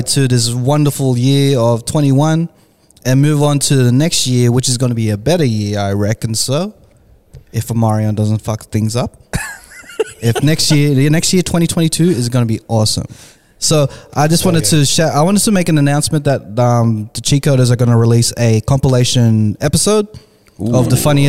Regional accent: Philippines; I am Filipino.

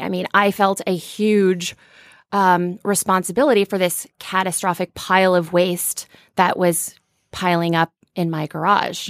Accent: Cherokee, Iowa, United States; moved away as an adult; now in Los Angeles, United States; I grew up in Northwest Iowa

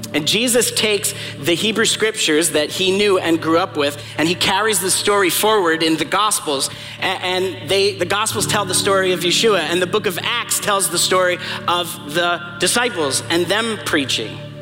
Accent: New York, United States; accent: New York; moved away; I'm originally from New York

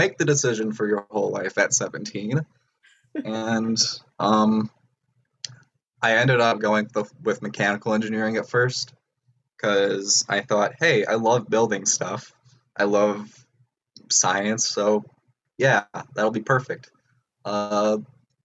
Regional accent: Antioch, Illinois, United States; I'm from Antioch, Illinois.

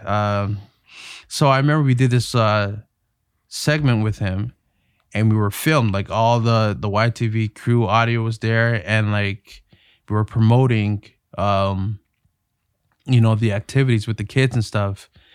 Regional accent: Toronto, Ontario, Canada; I grew up in Toronto, Ontario, uh, in North York.

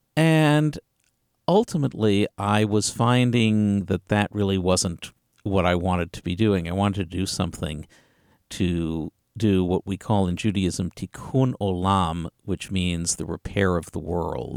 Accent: Galveston, Texas, United States; also born or lived in Springfield; that's where I grew up, uh, in a, uh, lovely, uh, community on the Texas Gulf Coast

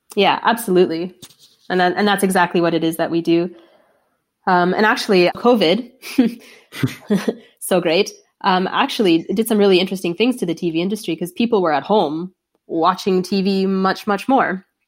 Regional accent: Toronto, Ontario, Canada; moved away as an adult; also born or lived in London, Ontario; from Toronto

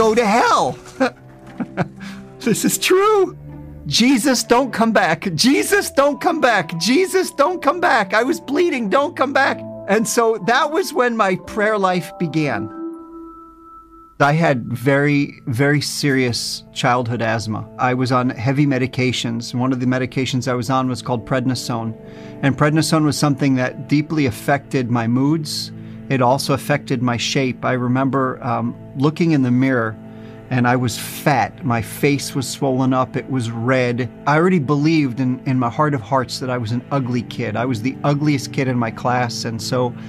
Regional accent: New Jersey, United States; born or raised there; now in Israel

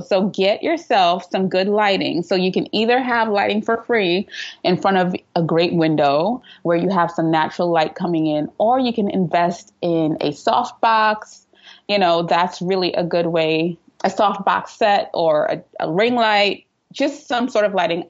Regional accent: Trinidad & Tobago; moved away as an adult; now in New York City, United States; I live in New York City, but I'm originally from Trinidad and Tobago. So you might hear a little accent in and out of there.

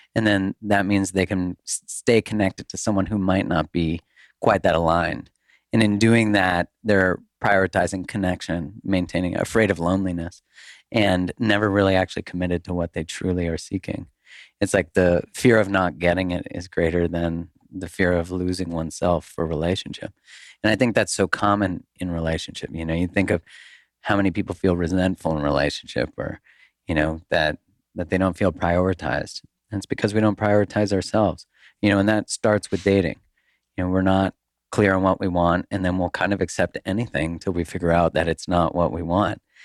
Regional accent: Canada; moved away as an adult; now in United States; I'm Canadian

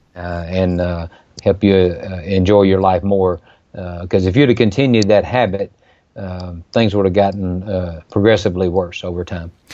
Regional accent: Mississippi, United States; from my home state of Mississippi

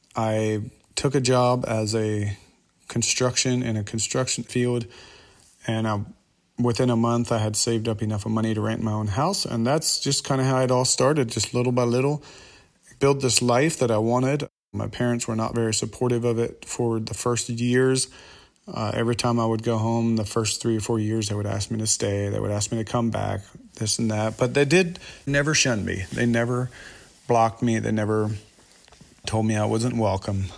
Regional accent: Kentucky, United States; also born or lived in Lancaster, Pennsylvania; my dad moved to Kentucky when I was nine years old

